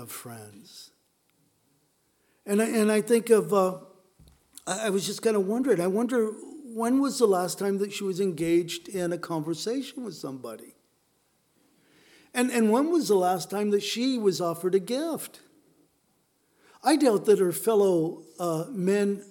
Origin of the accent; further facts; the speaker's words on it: Southern California, United States; growing up in Southern California.